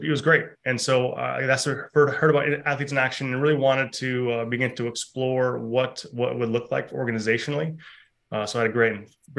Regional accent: Mount Pleasant, Michigan, United States; moved away as an adult; also born or lived in Ohio; now in North Carolina, United States; So I grew up in Michigan, a farming community that also had a university. Central Michigan University was the school there

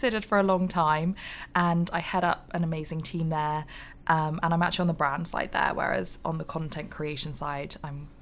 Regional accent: Oxford, South East England, United Kingdom; also born or lived in Exeter; I grew up in Oxford

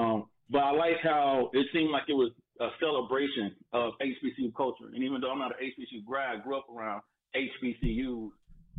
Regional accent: Greensboro, North Carolina, United States; I'm from Greensboro, so I grew up around HBC.

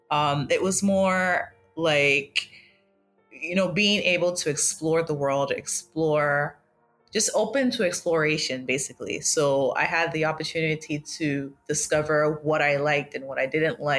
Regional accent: Lagos, Nigeria; also born or lived in Accra, Ghana; I was born in Lagos, and I uh, kind of grew up between. I feel like I, I can say that I grew up between Lagos and Accra because I'm from both

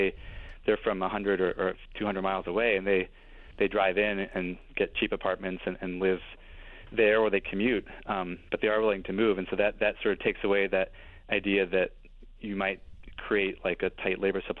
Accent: Brussels, Brussels-Capital Region, Belgium; I think I grew up in Belgium, and I think that's a huge difference between Europeans and Americans. And my friends I went to high school with at a Belgian public high school all still live in Brussels.

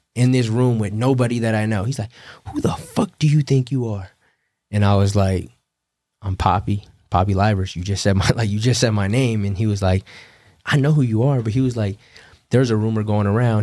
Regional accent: California, United States; moved away as an adult; they knew I was from Cali

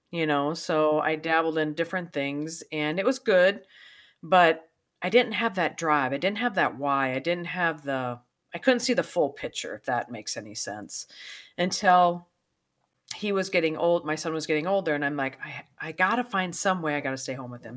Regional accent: South Dakota, United States; also born or lived in Pierre, South Dakota / Brandon, South Dakota; I was raised in South Dakota. I was two different cities, Pier, and then a little town called Brandon. So, raised here in South Dakota, I'm a good wi-, Midwestern gal

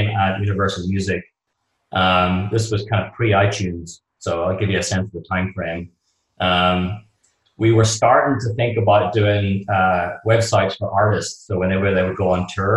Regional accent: Belfast, Northern Ireland, United Kingdom; moved away as an adult; also born or lived in London; now in New York, United States; I'm from Belfast in Northern Ireland. And pretty much at like 18, like most of my friends at the time, we were growing up in Belfast

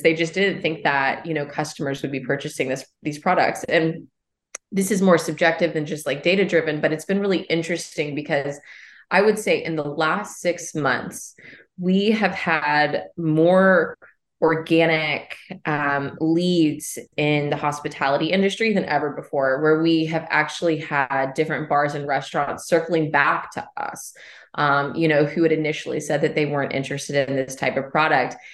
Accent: Henry County, Kentucky, United States; moved away as an adult; also born or lived in New York City, United States; So I was born and raised in Kentucky. I actually grew up in Henry County

